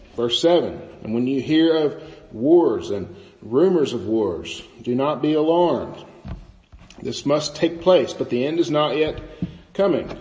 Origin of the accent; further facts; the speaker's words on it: the Bootheel, Missouri, United States; I grew up in the Boot Hill, Missouri, where everything is completely flat